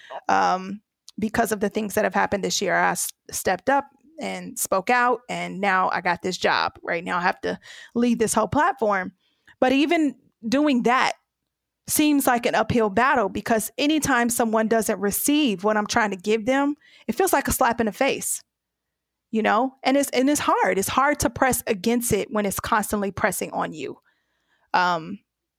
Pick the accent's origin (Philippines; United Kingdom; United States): United States; I'm from the U.S.